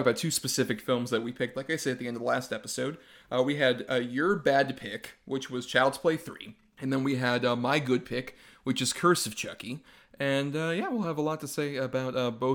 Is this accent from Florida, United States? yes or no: yes; Tampa Bay area, Florida, United States; born or raised there